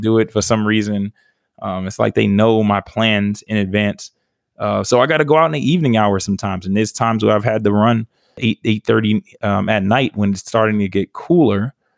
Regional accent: New York, United States; growing up in New York

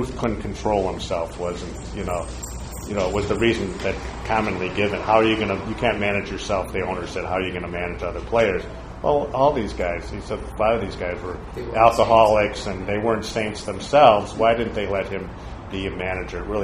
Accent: Chicago, Illinois, United States; I'm from Chicago

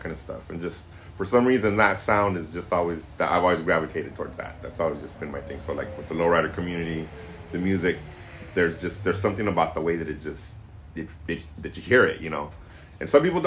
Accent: Corona, California, United States; moved away as an adult; now in San Francisco, United States; I'm originally from Corona, down in Southern California, but I've been up in San Francisco for about 30 years now

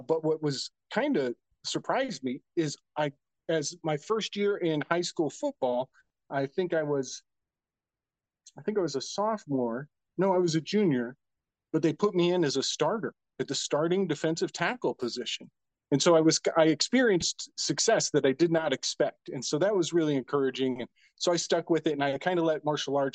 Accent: Indiana, United States; I'm from Indiana. I'm a Hoosier

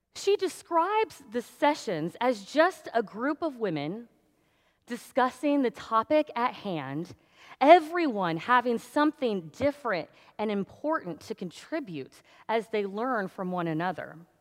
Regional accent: Danville, Illinois, United States; moved away; I grew up in Danville, which is just down the road from Champaign

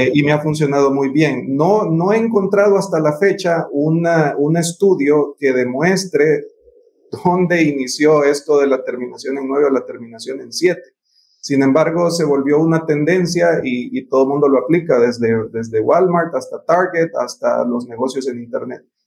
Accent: Honduras; los profesionales hondureños

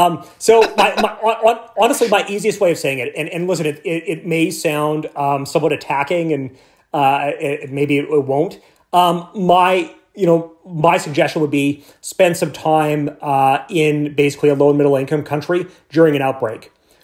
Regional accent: central Canada, Canada; I grew up in Canada, in central Canada, so I like to think that maybe we're a humble nation

